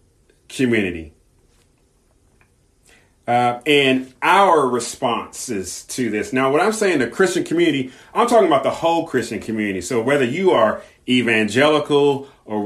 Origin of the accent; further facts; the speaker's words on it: Southern California, United States; I grew up in Southern California